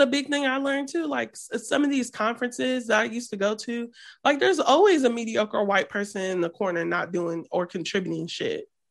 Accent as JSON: {"language": "English", "region": "Midwest", "country": "United States", "said": "we're from the Midwest"}